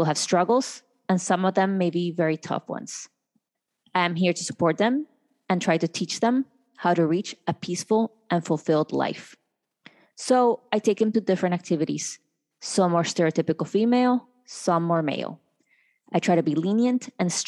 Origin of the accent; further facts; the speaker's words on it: Colombia; now in United States; I was born in Colombia